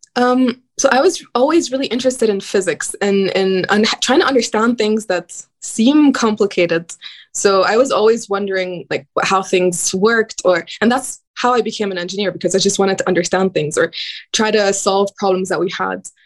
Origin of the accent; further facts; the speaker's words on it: Cairo, Cairo Governorate, Egypt; I grew up in Cairo, Egypt.